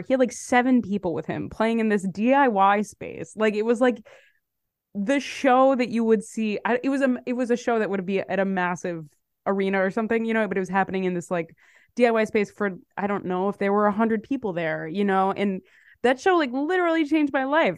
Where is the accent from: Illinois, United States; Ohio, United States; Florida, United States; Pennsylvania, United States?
Illinois, United States; Chicago; moved away as an adult; now in New York, United States; I'm from Chicago. I moved to New York in twenty sixteen. I've been in New York since then